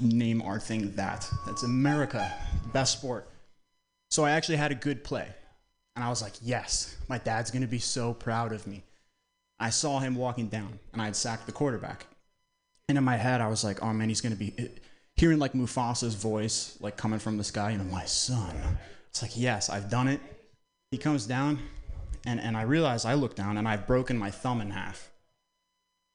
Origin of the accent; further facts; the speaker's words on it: Vermont, United States; moved away as an adult; growing up in Vermont, Northeast